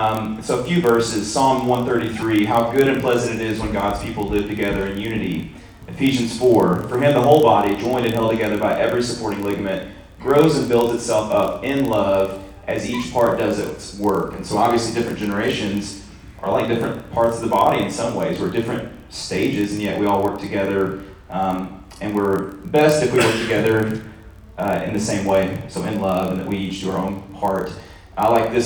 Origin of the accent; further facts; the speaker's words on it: Jonesboro, United States; growing up in Jonesboro